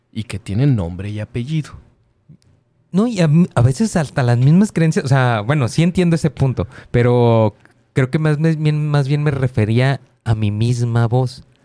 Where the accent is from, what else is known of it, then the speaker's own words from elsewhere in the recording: Ukraine; Spanish is a second language; yo nací en, la URSS y de repente, pues ya soy ucraniano.